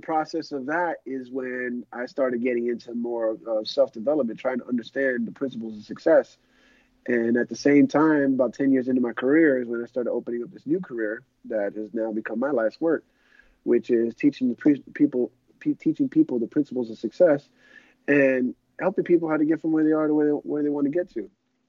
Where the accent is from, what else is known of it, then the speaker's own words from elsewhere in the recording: Miami, Florida, United States; South Florida, Miami.